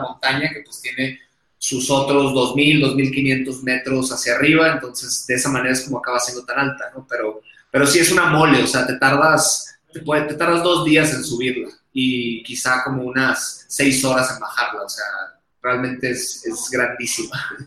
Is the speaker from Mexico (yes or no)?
yes; Hermosillo, Sonora, Mexico; accent: acento golpeado de vaquero; now in Mexico City, Mexico; me van a escuchar acento golpeado de vaquero, porque soy de Sonora, soy del norte, Hermosillo